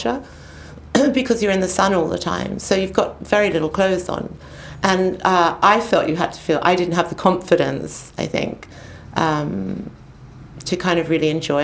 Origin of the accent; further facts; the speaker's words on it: Sydney, New South Wales, Australia; moved away as an adult; I was born in Sydney, but I felt I'd been born in the wrong country